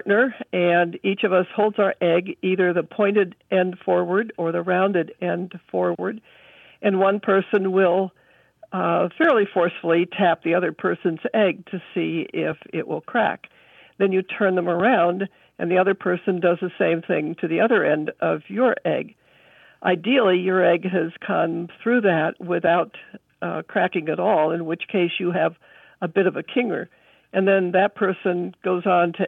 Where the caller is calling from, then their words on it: Schroon Lake, New York, United States; I'm calling from Screw Lake, New York, which is in the east central Adirondack Mountains of New York State